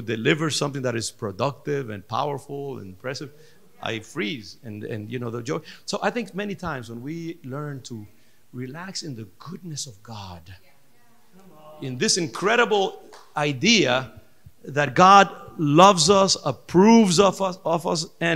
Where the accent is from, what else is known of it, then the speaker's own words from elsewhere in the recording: Dominican Republic; I'm from the Dominican Republic, and our culture is very African based